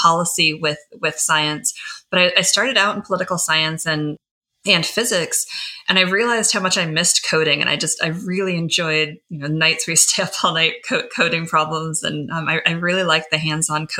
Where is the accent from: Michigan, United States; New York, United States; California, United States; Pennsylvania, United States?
Michigan, United States; moved away; I grew up in Michigan